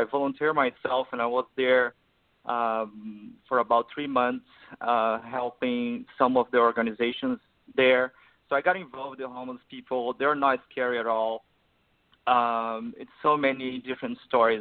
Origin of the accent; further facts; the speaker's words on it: Brazil; moved away as an adult; now in Los Angeles, United States; I grew up in Brazil. I moved here when I was 28 years old, like 6 years ago.